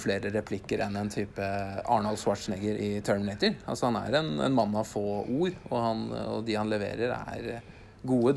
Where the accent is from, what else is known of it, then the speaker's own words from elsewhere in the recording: Norway; oss som nordmenn